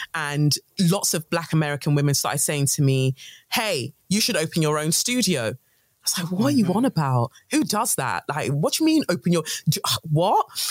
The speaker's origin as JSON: {"language": "English", "region": "London", "country": "United Kingdom", "tie": "born or raised there", "also_born_or_lived": "Nigeria", "said": "Peckham's where I grew up in Southeast London"}